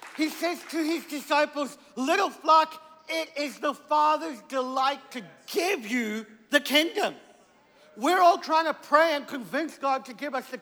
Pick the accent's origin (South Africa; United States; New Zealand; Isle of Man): South Africa; I'm from South Africa.